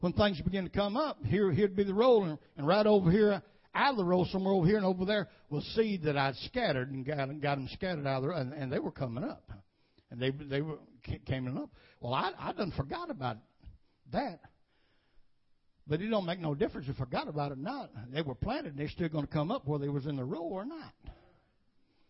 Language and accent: English; United States; I was born and bred in Woodbine area